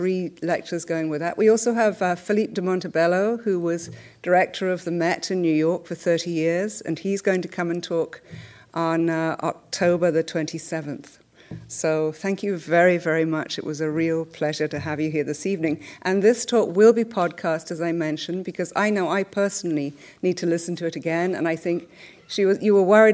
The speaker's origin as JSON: {"language": "English", "region": "London", "country": "United Kingdom", "tie": "born or raised there", "said": "as I grew up in London in the 70s"}